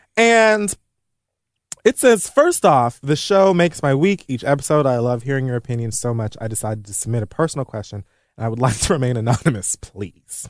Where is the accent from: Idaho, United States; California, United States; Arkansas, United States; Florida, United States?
Florida, United States; Miami; now in New York, United States; being from Miami